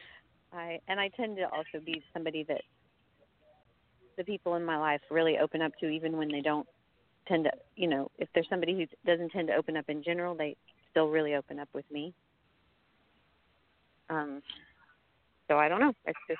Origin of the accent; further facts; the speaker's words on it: Houston, Texas, United States; now in Austin, United States; I grew up in Houston